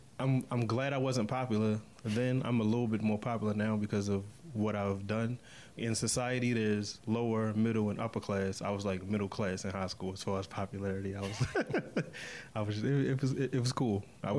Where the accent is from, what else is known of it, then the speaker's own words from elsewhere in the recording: Baltimore, Maryland, United States; I'm from Baltimore, Maryland. Yeah, right. West Side.